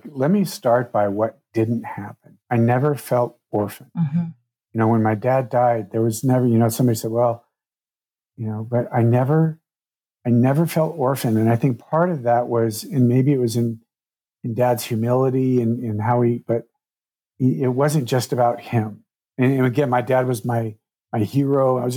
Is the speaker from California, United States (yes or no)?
no; Durango, Colorado, United States; that was the first time I'd been back to Durango, my hometown, which a lot of this was filmed around since my dad and my brother both passed.